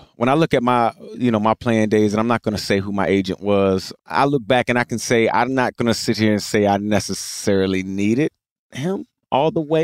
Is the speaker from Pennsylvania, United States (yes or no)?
no; Richmond, Virginia, United States; I grew up in Richmond, Virginia